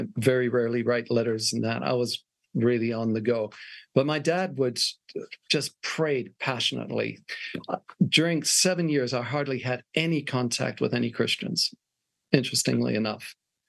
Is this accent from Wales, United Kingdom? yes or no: yes; Wales, United Kingdom; moved away as an adult; also born or lived in Switzerland; now in Australia; so I was born in Switzerland, Canadian parents, educated in Wales, and moved to Australia when I was 18